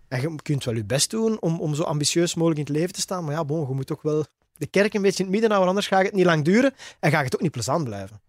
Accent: Belgium; bij ons in Torp

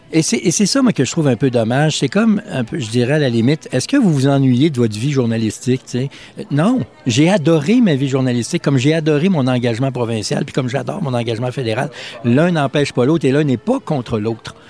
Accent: Quebec, Canada; j'adore mon coin de pays

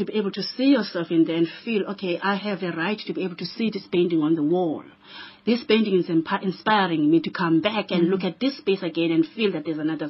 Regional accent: Malawi; now in Cape Town, South Africa; I come from Malawi. I live here. Exactly. Now, Cape Town is my city.

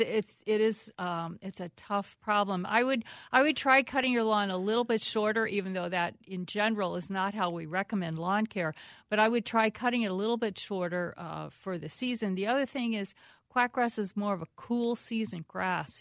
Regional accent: East Coast, United States; now in Minnesota, United States; I grew up with them on the East Coast

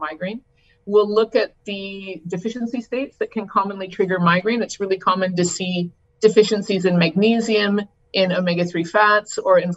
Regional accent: Canada; I'm Canadian. I was trained in Canada

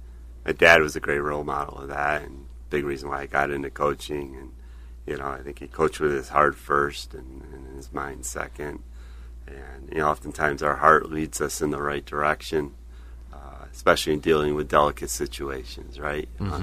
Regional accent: Webster, New York, United States; Grew up in Webster, New York.

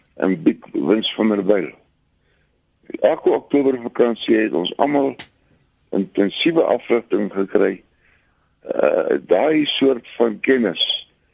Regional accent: Polokwane, Limpopo, South Africa; moved away; ek is vroeër van Pietersburg gewees

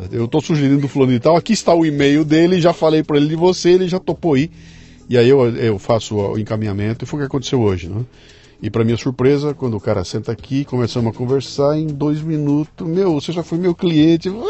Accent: São Paulo, Brazil; Eu nasci em São Paulo.

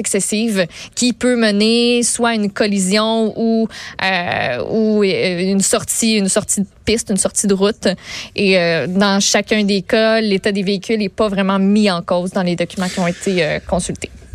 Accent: Quebec, Canada; on est des Québécois

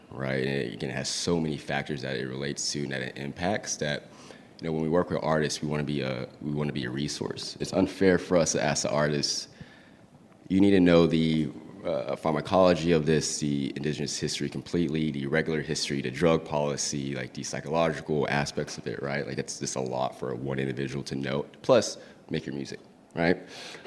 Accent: West Texas, United States; I grew up in West Texas

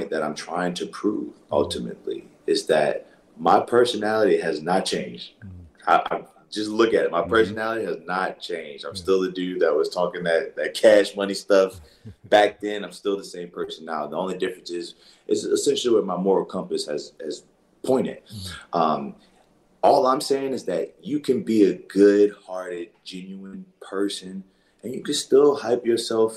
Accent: New Orleans, Louisiana, United States; I grew up in a part of New Orleans where, I went to, it was a predominantly black school

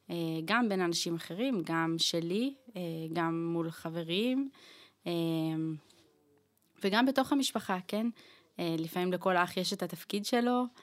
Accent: Northern District, Israel; moved away as an adult; now in Jerusalem, Israel; אני בת 32, גרה היום בירושלים, גדלתי בצפון.

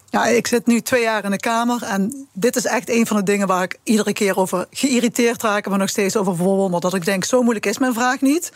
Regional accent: southern Netherlands, Netherlands; accent: soft G; Ik heb een eh, duidelijke zachte G

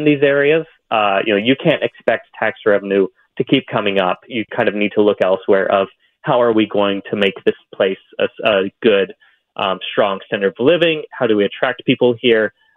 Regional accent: Southeast Ohio, United States; my experience of growing up in Southeast Ohio

